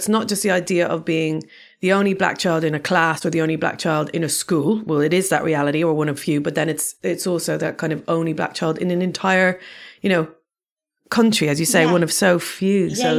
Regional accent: Dublin, Leinster, Ireland; born or raised there; moved away as an adult; now in London, United Kingdom

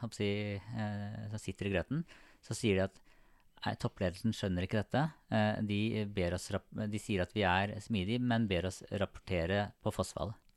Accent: Sarpsborg, Østfold, Norway; jeg er fra Sarpsborg.

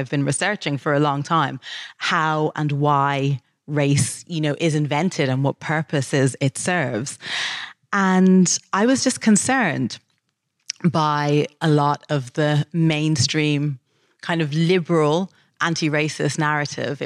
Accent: Dublin, Leinster, Ireland; moved away as an adult; now in United Kingdom; When I was growing up in Dublin

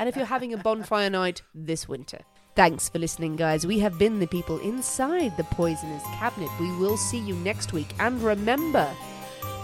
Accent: Ireland; now in England; Well, what we did, actually, like living in England as well, but as Irish people, we did bonfires on Halloween.

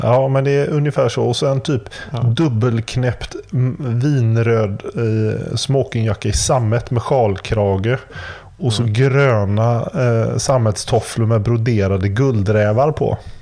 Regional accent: Gothenburg, Västra Götaland, Sweden; also born or lived in Kungsbacka; jag kommer från Göteborg

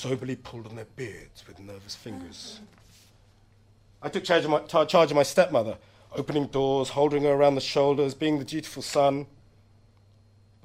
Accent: London, United Kingdom; I'm a Londoner. This is my land

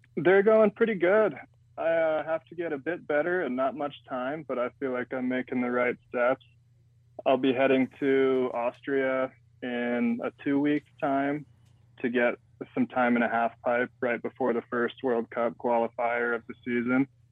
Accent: Utah, United States; Growing up in Utah is pretty wild

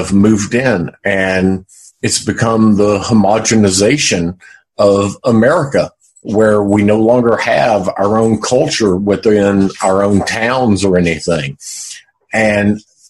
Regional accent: Johnson City, Tennessee, United States; also born or lived in Boones Creek, Tennessee; now in Asheville, United States; I grew up, I was actually born within the city limits of Johnson City. My family had a farm

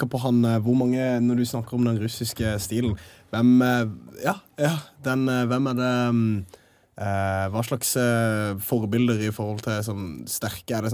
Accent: Greåker, Østfold, Norway; Jeg kommer fra Greåker, det er litt uh...

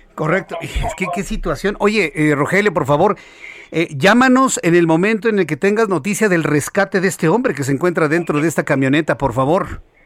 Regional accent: Mexico; Los mexicanos no somos venezolanos

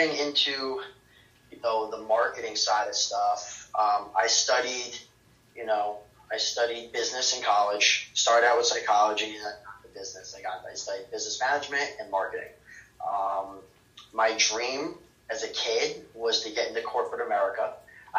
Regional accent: Mamaroneck, New York, United States; I grew up in Mamaroneck, New York, which is a small town in Westchester County.

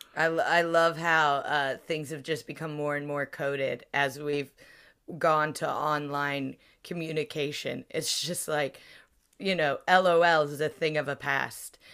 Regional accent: United States; now in United Kingdom; I'm American, but I am also a comedian who lives in the U K.

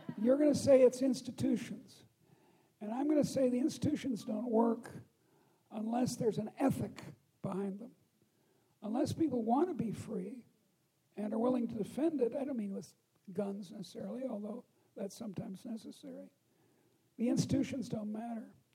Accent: Chicago, Illinois, United States; also born or lived in Boston; I come from Chicago.

